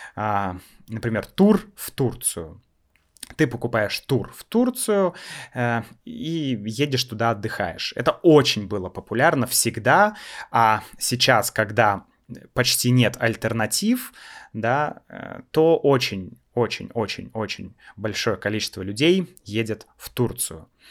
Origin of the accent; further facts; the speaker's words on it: Russia; мы из России